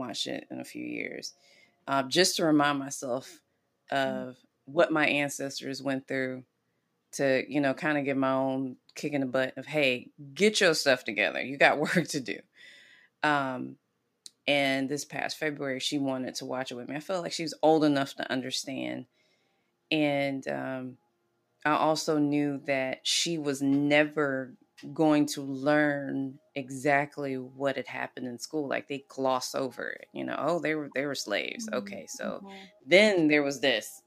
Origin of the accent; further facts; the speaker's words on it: the South, United States; moved away; growing up in the South